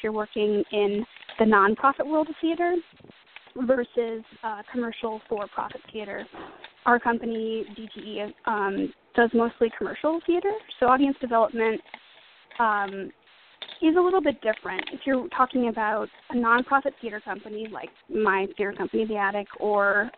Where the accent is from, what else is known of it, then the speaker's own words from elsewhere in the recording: St. Louis, Missouri, United States; moved away as an adult; now in New York, United States; I'm from St. Louis originally, and I moved to New York in 2004 to attend NYU for acting